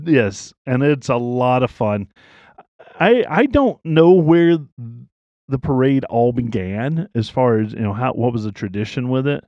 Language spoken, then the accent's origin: English; the South, United States; now in Pennsylvania, United States; I'm from the South.